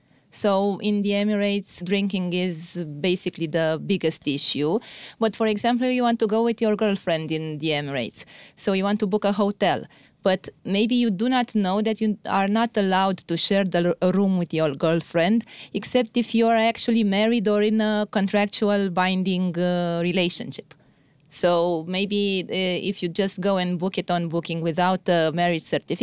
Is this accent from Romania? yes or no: yes; Romania; I'm from Romania, and I'm a lawyer.